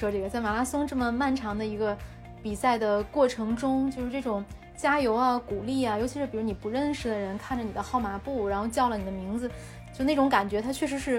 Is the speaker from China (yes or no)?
yes; China; 我是中国人